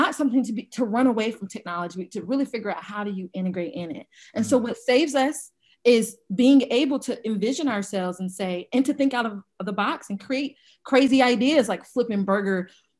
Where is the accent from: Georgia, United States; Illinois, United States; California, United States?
Georgia, United States; Atlanta; I'm originally from Atlanta, Georgia.